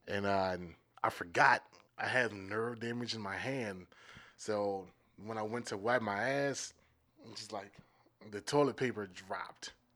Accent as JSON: {"language": "English", "region": "Maryland", "country": "United States", "moved": "yes", "lives_now": "Minneapolis, United States", "said": "I'm from Maryland"}